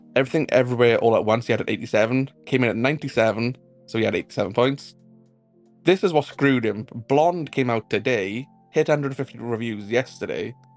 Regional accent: Wales, United Kingdom; I'm Welsh

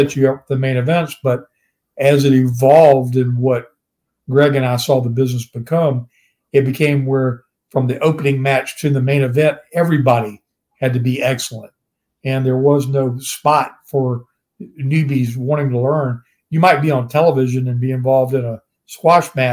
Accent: Virginia, United States; growing up in Virginia and being just around the regionalized promotions I grew up around

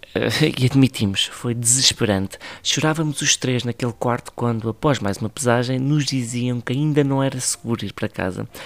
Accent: Ribatejo, Portugal; E eu sou do Ribatejo

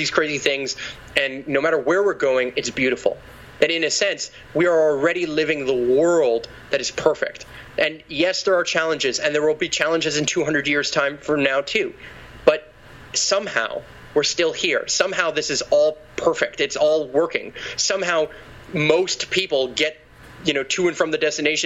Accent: Quebec, Canada; I'm from Quebec.

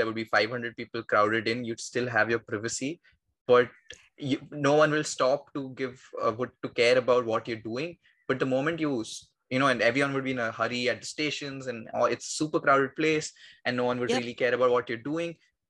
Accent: Mumbai, Maharashtra, India; I am from Mumbai as well.

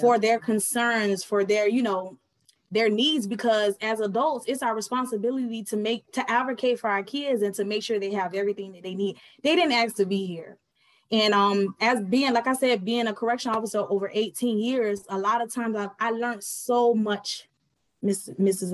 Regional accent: Miami, Florida, United States; also born or lived in Fort Bragg, North Carolina; I was born actually in Fort Bragg, North Carolina, raised in Miami, Florida.

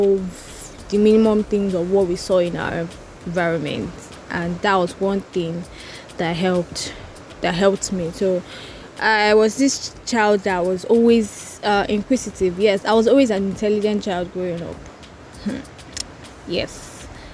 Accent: Port Harcourt, Rivers State, Nigeria; also born or lived in Oyo State / Ile-Ife; I live in River State, Port Harcourt

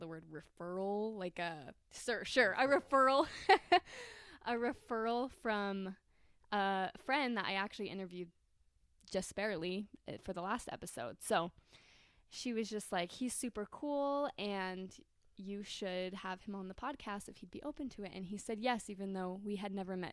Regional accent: St. George, Utah, United States; moved away as an adult; now in Kentucky, United States; we're in St. George right now, and where I grew up

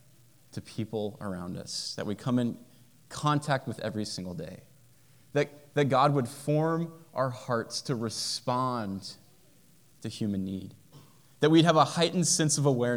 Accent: United States; I'm an American and happy to be an American

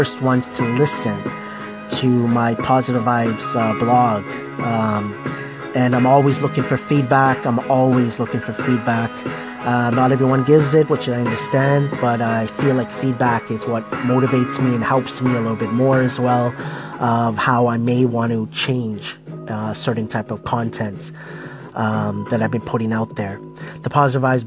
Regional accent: Scarborough, Ontario, Canada; I was born in Scarborough, Ontario, many, many years ago

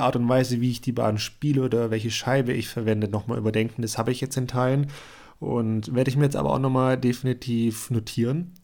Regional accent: Germany; bei uns in Deutschland

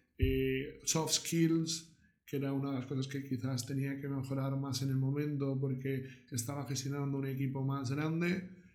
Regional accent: Barcelona, Catalonia, Spain; moved away as an adult; also born or lived in Miami; soy de Barcelona.

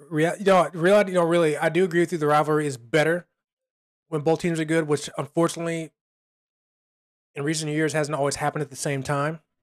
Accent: Chicago, Illinois, United States; my hometown, Chicago

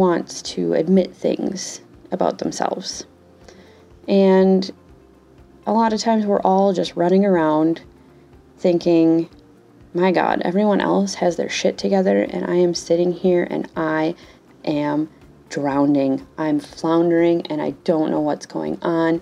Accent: Wisconsin, United States; accent: Wisconsin; I'm from Wisconsin. I have grown up here my entire life. And most recently, I was informed that I have an amazing Wisconsin accent

